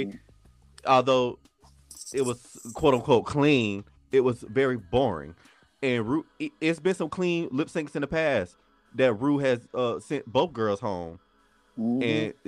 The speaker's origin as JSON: {"language": "English", "country": "Puerto Rico", "said": "I'm from Puerto Rico, Puerto Rico, Puerto Rico, Puerto Rico."}